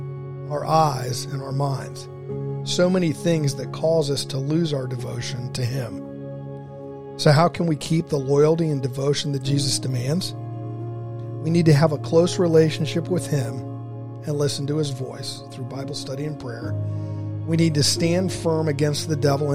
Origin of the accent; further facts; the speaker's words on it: Dayton, Ohio, United States; Growing up in Dayton, Ohio